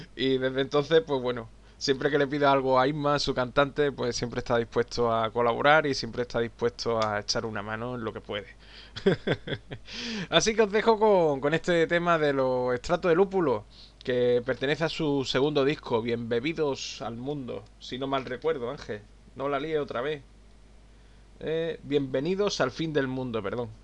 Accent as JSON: {"language": "Spanish", "town": "Málaga", "region": "Andalusia", "country": "Spain", "said": "soy de Málaga"}